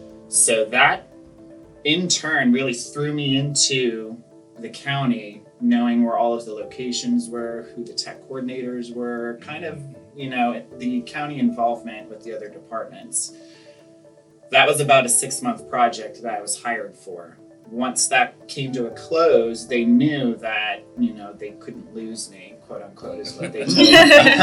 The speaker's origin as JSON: {"language": "English", "region": "Northern Virginia", "country": "United States", "tie": "born or raised there", "said": "I'm from Northern Virginia area. Went to elementary, middle, and high school here"}